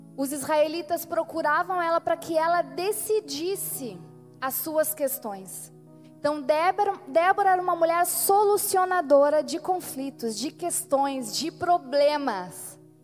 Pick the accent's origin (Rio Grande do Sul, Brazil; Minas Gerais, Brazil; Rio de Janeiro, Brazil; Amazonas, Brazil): Rio Grande do Sul, Brazil; nosso povo aqui, que é um povo de fronteira